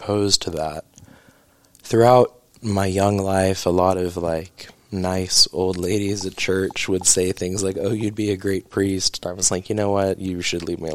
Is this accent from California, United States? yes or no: no; Oklahoma, United States; also born or lived in St. Louis; I grew up in Oklahoma